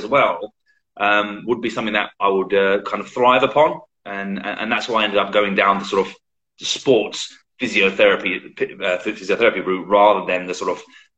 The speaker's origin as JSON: {"language": "English", "area": "Medway Towns, Kent", "region": "South East England", "country": "United Kingdom", "tie": "born or raised there", "said": "I'm born and bred in United Kingdom in Kent, the Garden of England, as they used to call it"}